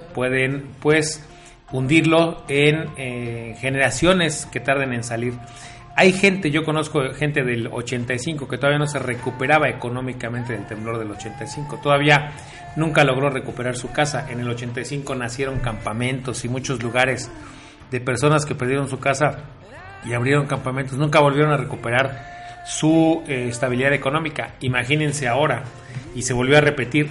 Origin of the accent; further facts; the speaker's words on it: Mexico; nosotros como mexicanos